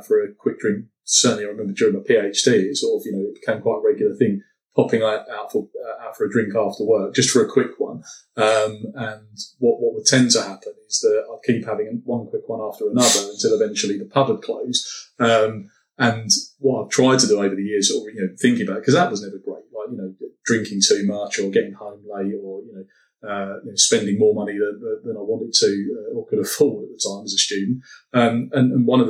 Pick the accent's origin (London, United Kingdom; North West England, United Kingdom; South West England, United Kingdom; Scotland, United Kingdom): London, United Kingdom; It's partly being a Londoner